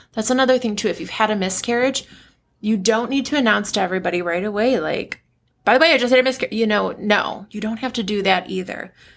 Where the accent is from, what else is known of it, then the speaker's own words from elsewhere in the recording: United States; I'm American